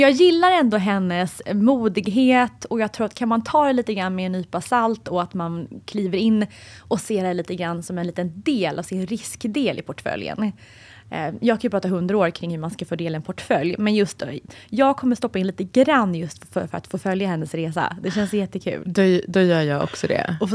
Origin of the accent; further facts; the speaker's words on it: Sweden; för oss svenskar